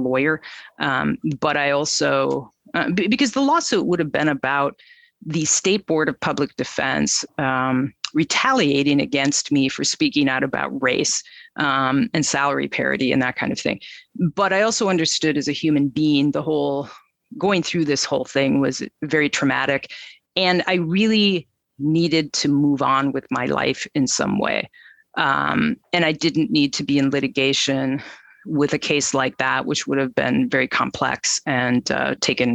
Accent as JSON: {"language": "English", "region": "Minnesota", "country": "United States", "tie": "born or raised there", "said": "I was born in Minnesota. I've lived in Minneapolis since college many, many years ago"}